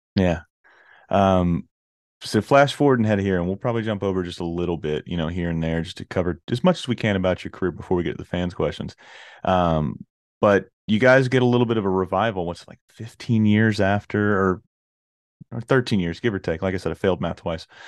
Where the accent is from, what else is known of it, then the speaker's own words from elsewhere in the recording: Orlando, Florida, United States; I'm from Orlando, Florida